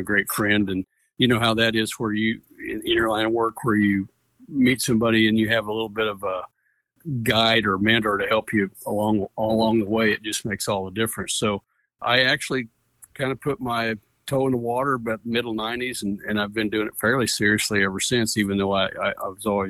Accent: Caldwell County, North Missouri, United States; now in DeKalb County, Missouri, United States; I grew up in Caldwell County, which is not far away, another North Missouri county, but I came here in 1980

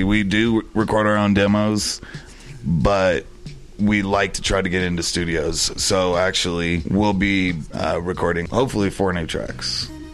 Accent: El Paso, Texas, United States; moved away; where I grew up, how I grew up in El Paso, Texas, we treat each other with genuine respect

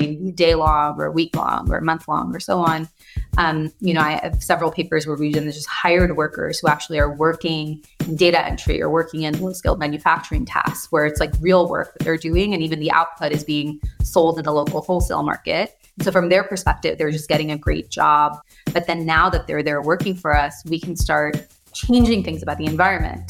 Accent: United States; also born or lived in India; I moved to the U.S. when I was 6

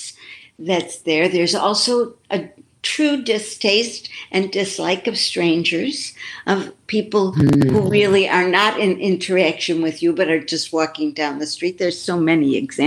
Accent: Buffalo, New York, United States; moved away; I grew up in Buffalo, New York

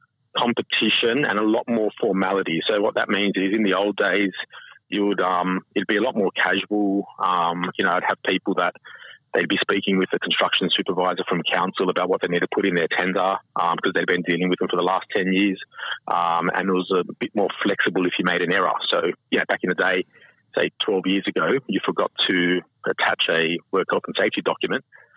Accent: Sydney, New South Wales, Australia; I grew up in Sydney, but I spent a lot of time down on the New South Wales South Coast.

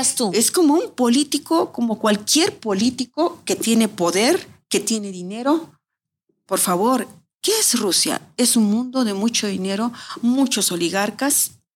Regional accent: Mexico City, Mexico; moved away as an adult; also born or lived in Moscow, Russia; now in Russia; Soy de la Ciudad de México.

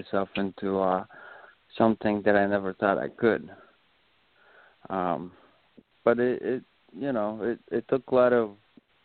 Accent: Rapid City, South Dakota, United States; also born or lived in Pine Ridge Indian Reservation, South Dakota; now in Chicago, United States; I'm originally from South Dakota. I am Oglala Lakota Sioux. I was raised on the Pine Ridge Indian Reservation and then Rapid City, and then now I'm in the big city of Chicago

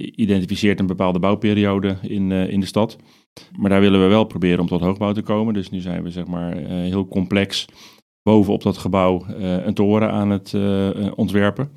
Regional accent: Netherlands; als Nederlanders

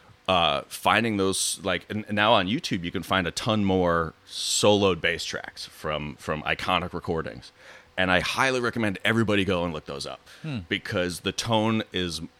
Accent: New York, United States; moved away as an adult; also born or lived in Chicago; I went to Northwestern University after growing up in New York

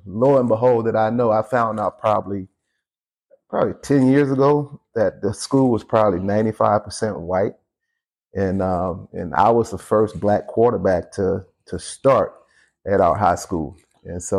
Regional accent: Waterloo, South Carolina, United States; now in Minnesota, United States; I'm originally from Waterloo, South Carolina. It's a small town in the upper state of South Carolina

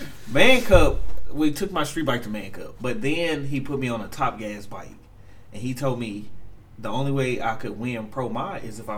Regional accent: Huntsville, Alabama, United States

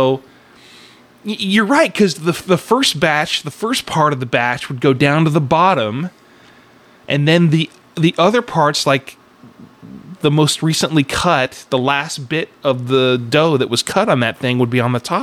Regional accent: Sacramento, California, United States; my middle school growing up in Sacramento at Arden School

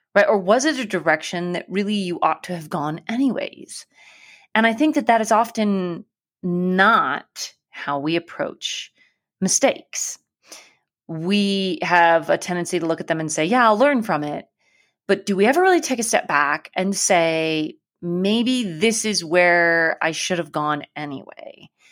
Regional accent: Alaska, United States; I grew up in Alaska

